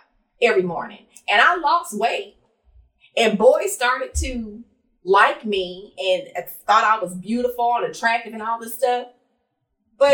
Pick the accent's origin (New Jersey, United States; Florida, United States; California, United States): California, United States; Los Angeles; I grew up in Los Angeles, California, land of the skinny and light skin